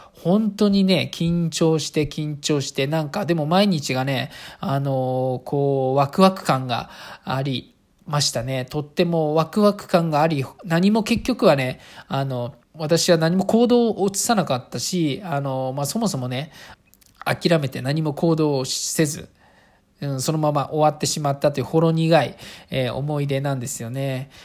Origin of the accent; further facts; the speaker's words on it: rural Saitama Prefecture, Japan; 私、あの、埼玉県のど田舎の、あの、あの、小学校で普通に暮らしてます